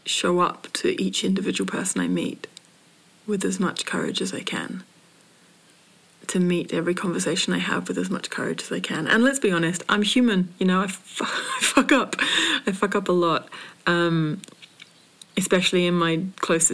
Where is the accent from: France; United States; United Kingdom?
United Kingdom; now in Australia; I was born in Britain. I now live as a colonizer on colonized land. Well, not on colonized, on Aboriginal land